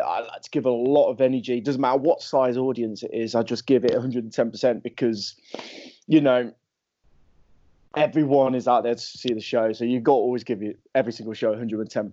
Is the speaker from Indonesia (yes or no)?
no; Leicester, East Midlands, United Kingdom; my hometown called Leicester